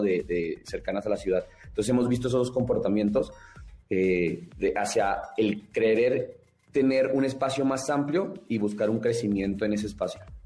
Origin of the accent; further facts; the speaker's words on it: Chihuahua, Mexico; now in Mexico City, Mexico; como personas de otro estado, como yo, que soy de Chihuahua